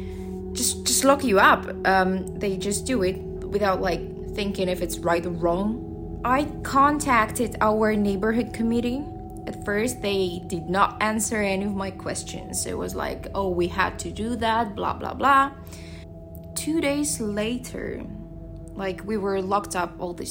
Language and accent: English; Russia; moved away as an adult; now in Shanghai, China; I'm from Russia.